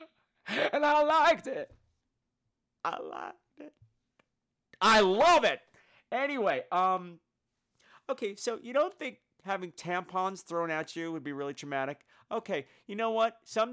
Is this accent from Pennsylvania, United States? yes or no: no; New York City, New York, United States; I'm from New York, so we say horror for the most part. That's how I've always said it.